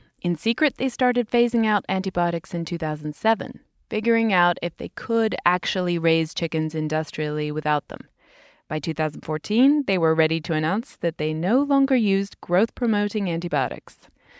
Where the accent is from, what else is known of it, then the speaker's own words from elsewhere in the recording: United Kingdom; moved away; In my home country, Britain